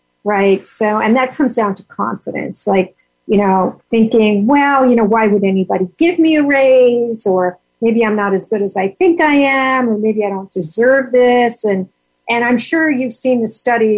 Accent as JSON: {"language": "English", "region": "New York", "country": "United States", "said": "I'm from New York"}